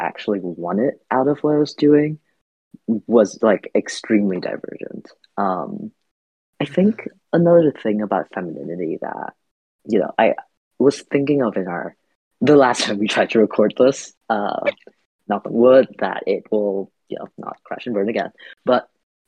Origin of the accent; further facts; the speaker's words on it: Vietnam; now in United States; I grew up in Vietnam. I've spent most of my like adult years in the US, but my sort of formative years, just in general, were largely spent in Vietnam